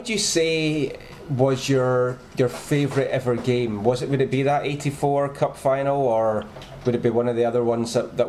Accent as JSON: {"language": "English", "region": "Scotland", "country": "United Kingdom", "tie": "born or raised there", "said": "growing up in Scotland"}